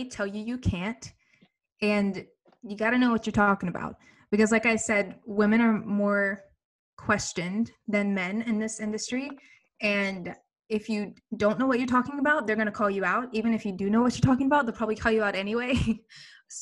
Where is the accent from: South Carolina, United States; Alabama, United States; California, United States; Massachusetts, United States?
Alabama, United States; Birmingham; moved away as an adult; now in New York, United States; I'm from Birmingham, Alabama.